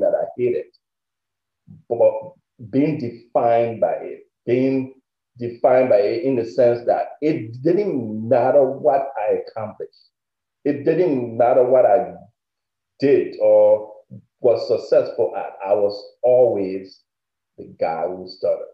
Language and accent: English; Liberia; now in United States; I am originally from West Africa, Liberia. And I immigrated to the United States in 1999.